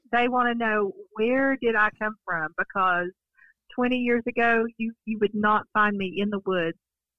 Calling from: Waynesville, North Carolina, United States; Waynesville, just west of Ashton.

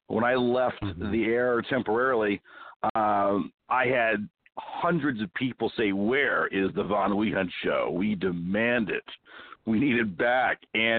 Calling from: Arizona, United States; I am calling from my mountain stronghold here in Arizona.

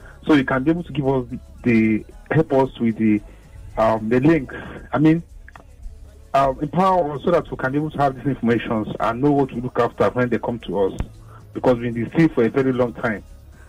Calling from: Lagos, Nigeria; I'm calling from Ajah.

